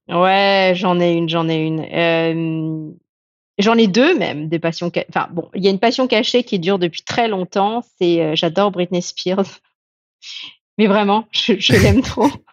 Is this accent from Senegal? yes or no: no; France; mon père est anglais et ma mère est chinoise hein, de Malaisie, mais, euh, mais j'ai grandi en France